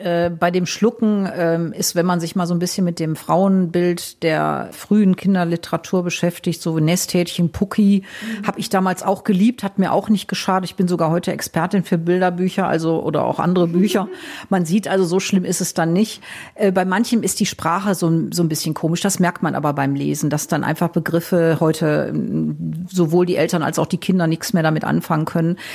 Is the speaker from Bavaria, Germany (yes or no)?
no; Wuppertal, North Rhine-Westphalia, Germany; ich komme ja aus Nordrhein-Westfalen, aus Wuppertal